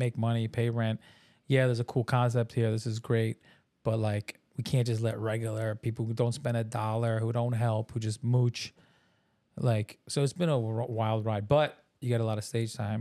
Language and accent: English; New York, United States; I'm from New York too